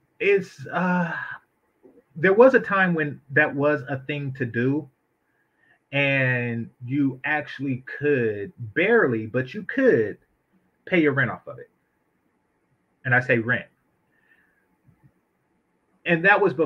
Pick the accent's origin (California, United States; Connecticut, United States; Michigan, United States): California, United States; Oakland; I grew up in Oakland, and we don't have things like Crips and Bloods and stuff like